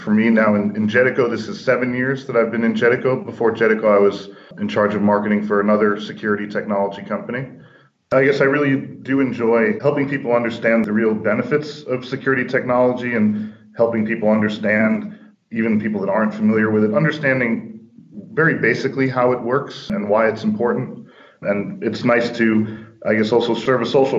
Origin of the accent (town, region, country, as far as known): New York, United States; born or raised there; moved away as an adult; now in Finland